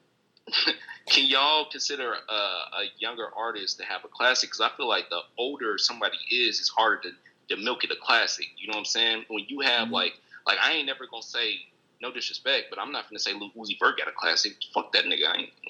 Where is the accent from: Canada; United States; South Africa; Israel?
United States; Memphis, Tennessee; I'm from Memphis